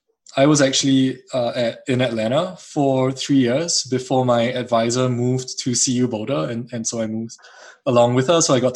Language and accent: English; Singapore; moved away as an adult; now in United States; I'm actually going to be returning to my home country, which is Singapore.